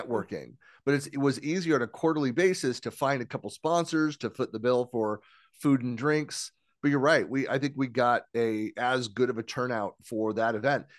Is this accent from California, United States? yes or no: yes; San Francisco Bay Area, California, United States; I'm born and raised in San Francisco Bay Area